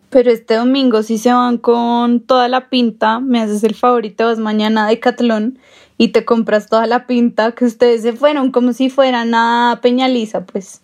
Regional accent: Bogotá, Colombia; somos de Bogotá

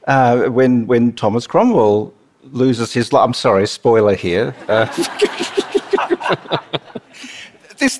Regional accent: Melbourne, Victoria, Australia; I'm from Melbourne

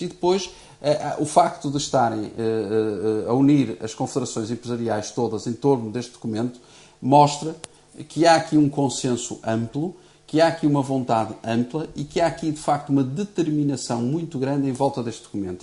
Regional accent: Portugal; enquanto português

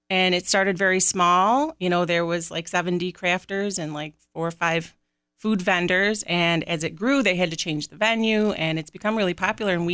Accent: Hilton, New York, United States; I grew up in Hilton and moved away to school and came back

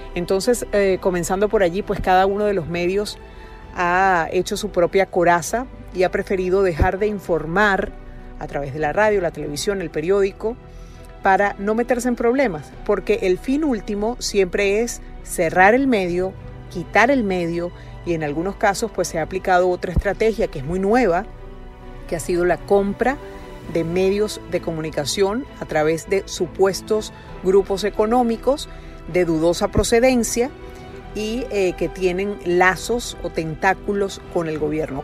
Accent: Venezuela; mi país

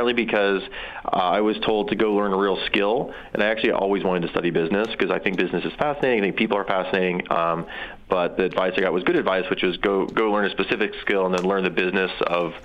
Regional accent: South Dakota, United States; moved away as an adult; I'm from South Dakota mostly.

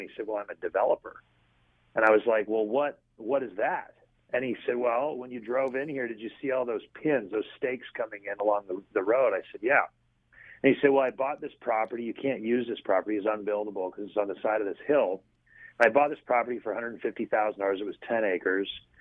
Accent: Collingwood, Ontario, Canada; moved away as an adult; also born or lived in Toronto, Canada; now in Biloxi, United States; my hometown, which was in Collingwood, Ontario

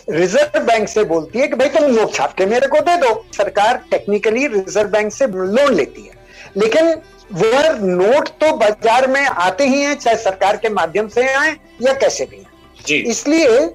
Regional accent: Rajasthan, India; देखिए मैं मारवाड़ी हूं तो उनमें कहावत है कि बनिए की दो पूर्णिमा एक सी नहीं होती

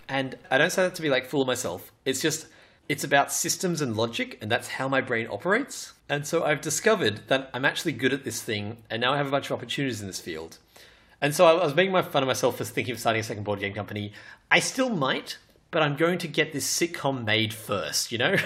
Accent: Australia; I'm Australian

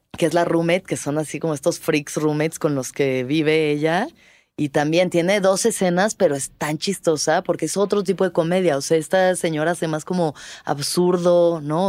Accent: Mexico

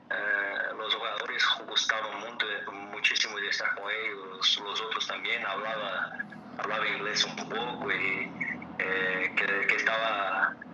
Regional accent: Brazil; Spanish is a second language; moved away as an adult; nosotros también, en Brasil

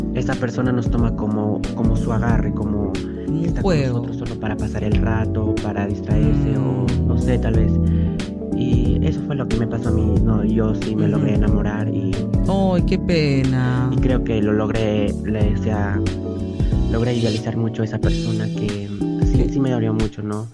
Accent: Cajamarca, Peru; soy de Cajamarca

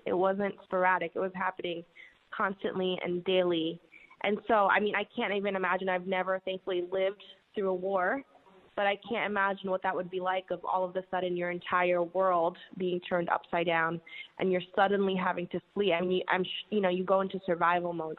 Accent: New York City, New York, United States; I uh, was born and raised in New York City

